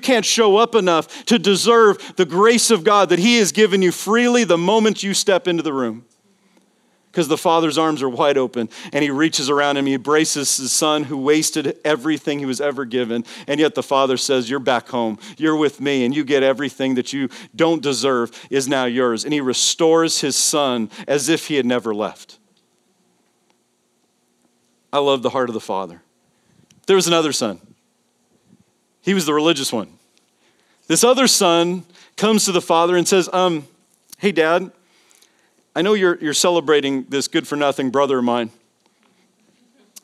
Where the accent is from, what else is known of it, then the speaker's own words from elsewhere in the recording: Las Vegas, Nevada, United States; Vegas, baby. My hometown.